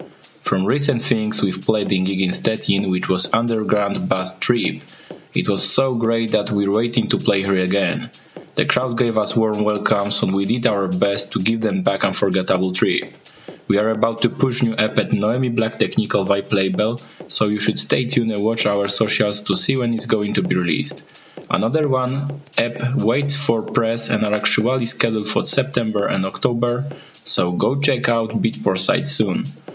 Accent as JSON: {"language": "English", "country": "Poland", "said": "from Poland."}